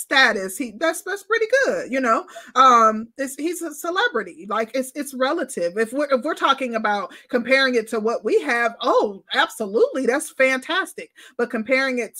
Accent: Midwest, United States; I'm from the Midwest

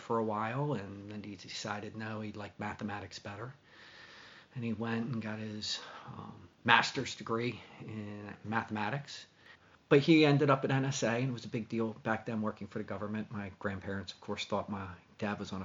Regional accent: Laurel, Maryland, United States; also born or lived in Washington, D.C. / Mount Airy, Maryland; I was raised outside of Washington, D.C. in Laurel, Maryland

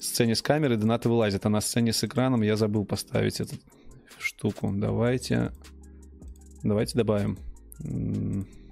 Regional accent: Belarus; мы, белорусы, хорошо понимаем украинский язык

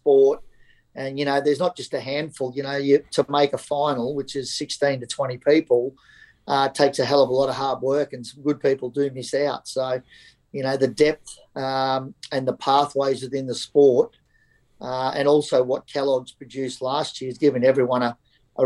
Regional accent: Gladstone, Queensland, Australia; So I was born and bred in Gladstone, so country town, central Queensland

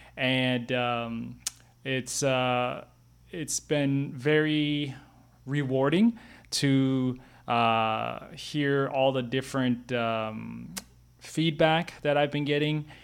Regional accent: Brooklyn Center, Minnesota, United States; I grew up in Brooklyn Center, a suburb ten miles northwest of downtown Minneapolis.

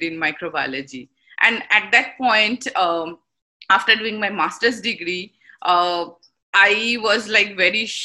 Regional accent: India; moved away as an adult; also born or lived in Kolkata, India; now in St. Louis, United States; I was like born and brought up in India

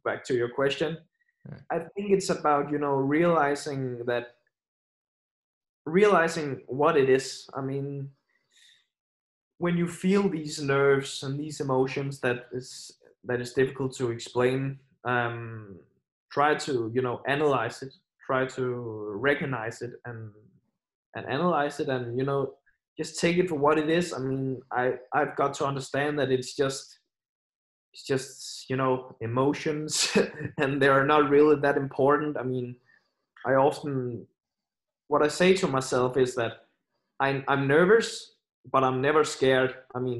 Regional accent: Aarhus, Central Denmark Region, Denmark; my hometown Aarhus

